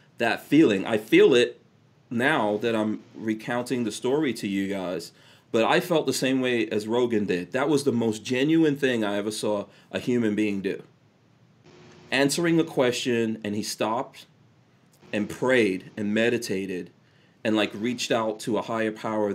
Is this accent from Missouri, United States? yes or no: no; New York City, New York, United States; also born or lived in Caribbean / England; I grew up in New York City with a bunch of gangsters